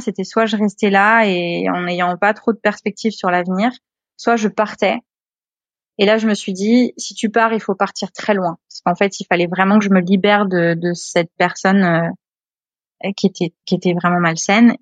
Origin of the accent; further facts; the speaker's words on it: Le Havre, Normandy, France; moved away as an adult; also born or lived in Réunion / Australia; avec ma mère, j'avais grandi euh, à la campagne, donc euh, j'étais native du Havre. Mais à partir de 13 ans, j'étais dans les terres